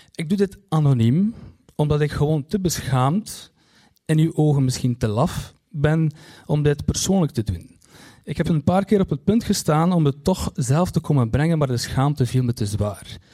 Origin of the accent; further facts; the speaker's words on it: Kortrijk, Flanders, Belgium; ik kom uit Kortrijk